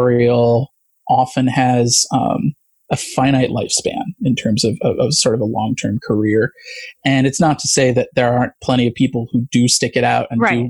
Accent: Midwest, United States; now in Los Angeles, United States; I grew up in the Midwest

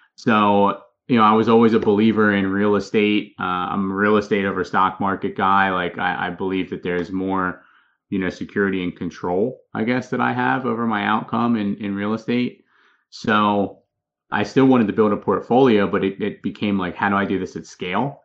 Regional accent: Philadelphia, Pennsylvania, United States; moved away as an adult; now in Charlotte, United States; I'm originally from Philadelphia, Pennsylvania, moved down here to Charlotte with my wife about three and a half years ago

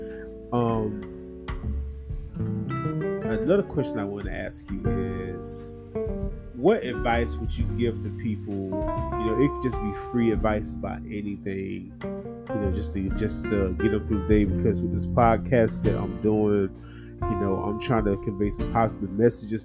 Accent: Dublin, Georgia, United States; moved away; my hometown of Dublin, Georgia.

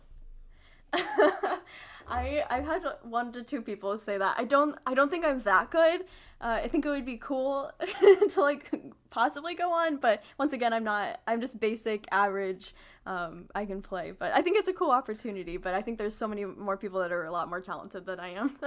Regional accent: St. Louis, Missouri, United States; I'm from Saint Louis

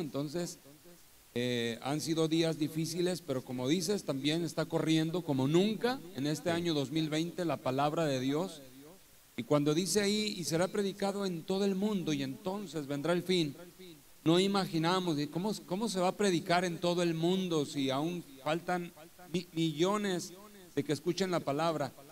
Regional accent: Torreón, Coahuila, Mexico; moved away as an adult; also born or lived in Álamo, Veracruz; now in Poza Rica, Mexico; yo soy de Torreón, Coahuila, del norte de México

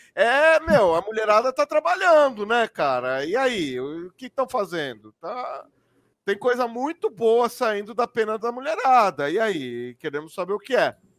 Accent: Brazil

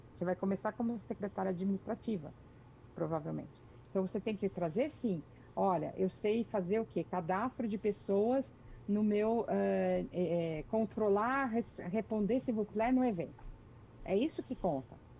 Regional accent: Brazil; moved away as an adult; also born or lived in France; now in Canada; eu, quando saí do Brasil

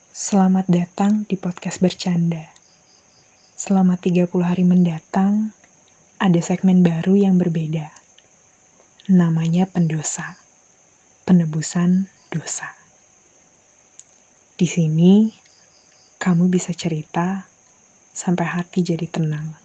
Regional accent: Jakarta, Indonesia; Iya, gue dari Jakarta.

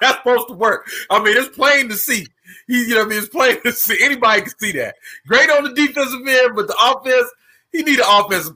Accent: New York City, New York, United States; that's my hometown.

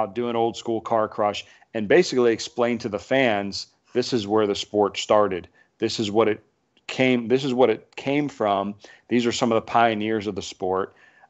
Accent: Canfield, Ohio, United States; Canfield, my hometown.

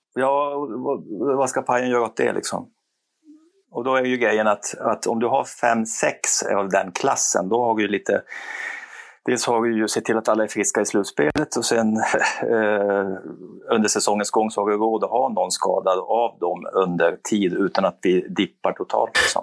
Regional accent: Kiruna, Norrbotten County, Sweden; Jag är ju gruvarbetarson från Kiruna.

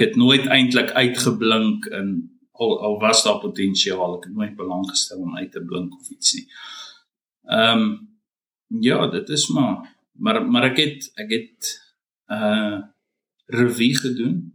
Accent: Nigel, Gauteng, South Africa; moved away as an adult; also born or lived in Belfast, Mpumalanga / Bronkhorstspruit; now in Australia; ek het maar groot geword mm -hmm. daar

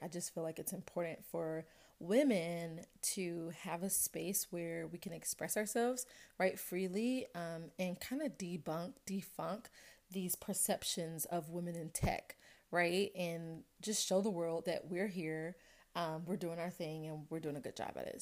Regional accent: Atlanta, Georgia, United States; I'm from Atlanta, went to high school at Westlake High School.

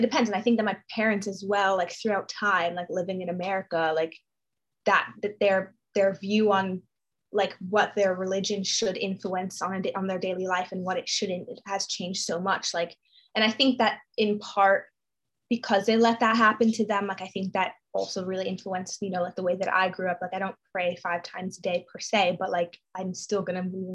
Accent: New York, United States; I grew up in New York

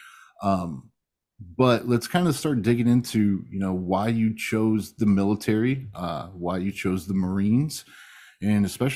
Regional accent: Michigan, United States; I'm from Michigan

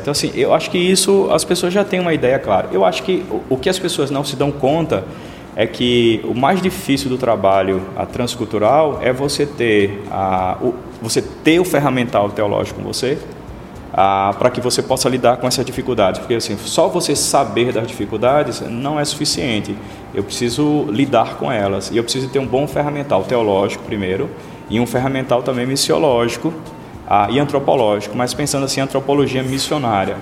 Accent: Aracaju, Sergipe, Brazil; sou sergipano de Aracaju

